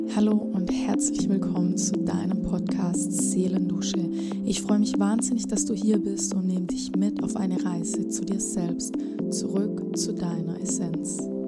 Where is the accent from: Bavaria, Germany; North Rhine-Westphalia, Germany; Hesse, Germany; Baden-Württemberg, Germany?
Baden-Württemberg, Germany; Hohenlohe, near Schwäbisch Hall; ich komme aus Hohenlohe bei Schwäbisch Hall in der Nähe. Und ähm, ja, ich bin ganz normal in die Grundschule gegangen